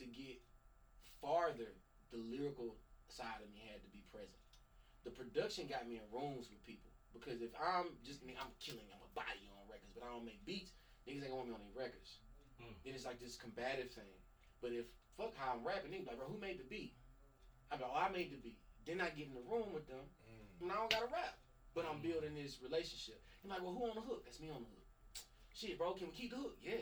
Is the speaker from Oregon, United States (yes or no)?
no; Mississippi, United States; I'm from Mississippi